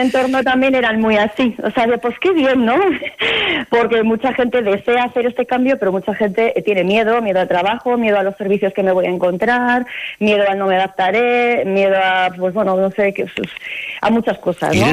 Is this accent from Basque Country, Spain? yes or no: yes; Basque Country, Spain; moved away as an adult; now in Montaña Palentina, Spain; yo procedo del País Vasco